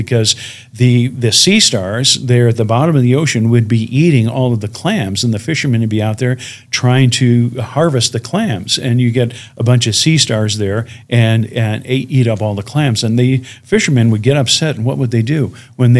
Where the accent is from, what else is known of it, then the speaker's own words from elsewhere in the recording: Chicago, Illinois, United States; my hometown of Chicago